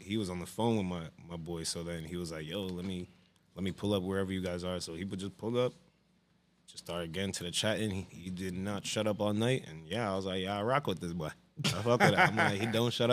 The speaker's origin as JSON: {"language": "English", "town": "Union", "region": "New Jersey", "country": "United States", "tie": "born or raised there", "said": "I was born in Jersey City, but I'm raised in Union, so I claim Union for real"}